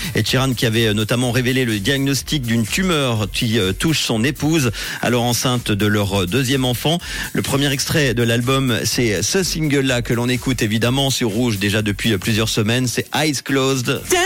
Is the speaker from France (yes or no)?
no; Switzerland